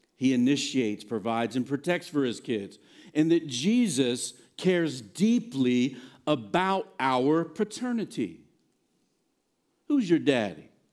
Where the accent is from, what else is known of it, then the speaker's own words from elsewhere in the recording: Virginia, United States; moved away; also born or lived in Blacksburg, Virginia / Nashville, Tennessee / New Jersey; I grew up in Virginia, but both my mom and dad are from here